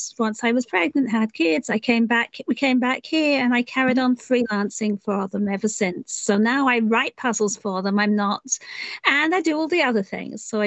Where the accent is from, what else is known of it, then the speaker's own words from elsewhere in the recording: England, United Kingdom; moved away as an adult; also born or lived in East Coast, United States; now in United States; you can hear from my accent, I'm not originally from here. I was from England originally.